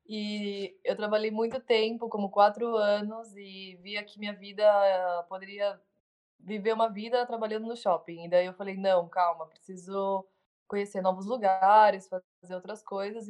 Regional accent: Brazil; moved away as an adult; also born or lived in São Paulo; now in Uruguay; sou brasileira, eu amo meu país

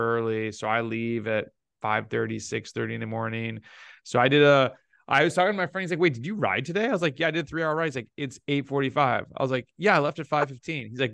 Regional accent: Rochester, New York, United States; moved away as an adult; now in Florida, United States; I grew up near Canada. So like in the southern part of the Great Lakes in Rochester, New York

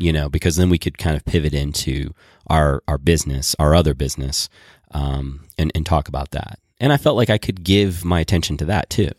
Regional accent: Boulder, Colorado, United States; We're from Boulder.

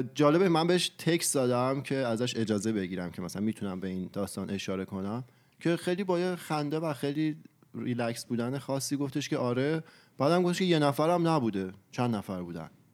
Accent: Iran; خودمون فرهنگ ایرانی داریم و تو ایران بزرگ شدیم

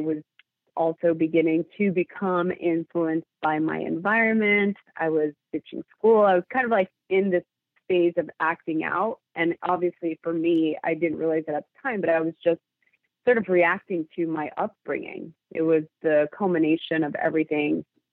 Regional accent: Los Angeles, California, United States; I grew up in East Los Angeles during the LA riots

